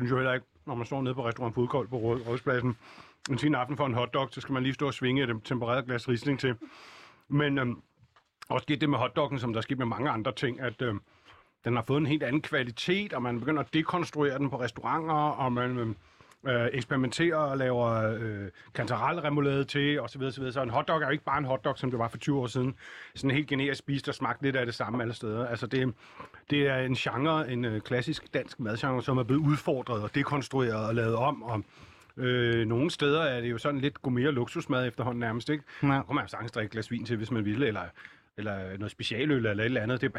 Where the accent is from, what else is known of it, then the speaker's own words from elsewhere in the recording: Fredensborg, Capital Region of Denmark, Denmark; jeg voksede op i Fredensborg